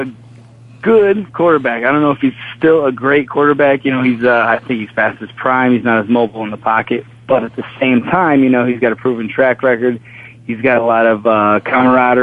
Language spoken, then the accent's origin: English; Springfield, Illinois, United States; moved away as an adult; now in Chicago, United States; I'm from, born and raised in Springfield, Illinois.